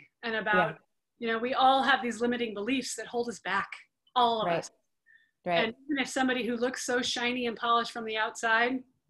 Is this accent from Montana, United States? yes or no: yes; Montana, United States; I grew up in Montana, you know, in the 70s and 80s